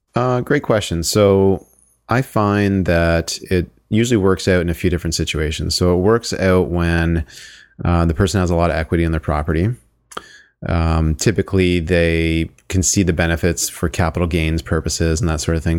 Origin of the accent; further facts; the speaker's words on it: Sarnia, Ontario, Canada; born and raised in Sarnia, Ontario